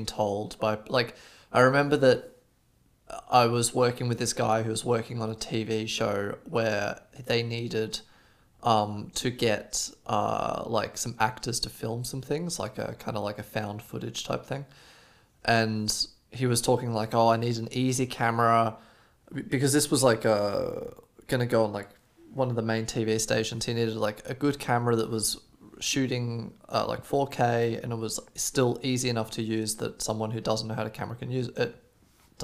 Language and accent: English; Australia; now in Germany; I'm from Australia.